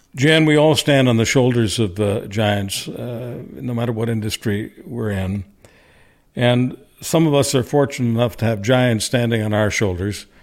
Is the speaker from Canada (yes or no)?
yes; Canada; a Canadian, especially one who launched a talk radio career in nineteen ninety in Alberta